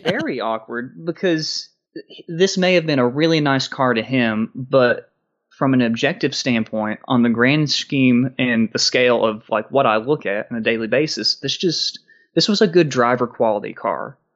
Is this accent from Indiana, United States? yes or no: no; Maryville, Tennessee, United States; I grew up in Maryville, Tennessee